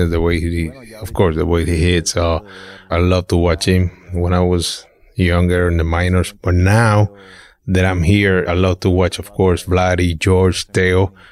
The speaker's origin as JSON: {"language": "English", "town": "Tijuana", "region": "Baja California", "country": "Mexico", "tie": "born or raised there", "said": "since it's a Little league, uh, back in Mexico, my dad, uh, he was the manager, like the coach of my team"}